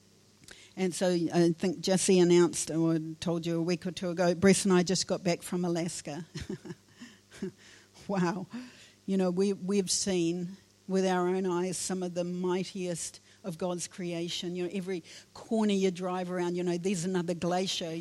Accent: Wairarapa, Wellington, New Zealand; I was born in the Wairarapa

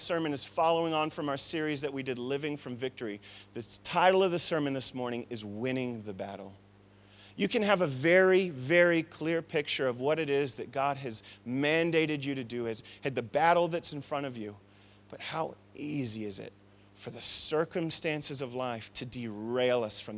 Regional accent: Tucson, Arizona, United States; I come from Tucson, Arizona, where there's a dry heat

